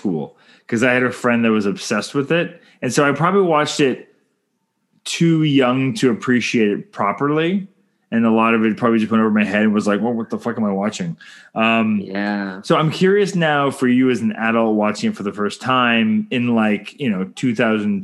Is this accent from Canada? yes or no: yes; Canada; I'm Canadian filmmaker